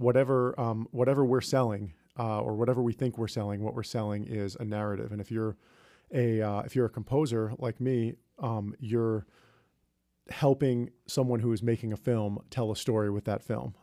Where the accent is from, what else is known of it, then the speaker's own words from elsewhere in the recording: New York, United States; I grew up near New York City, and so I moved into the city after I graduated from college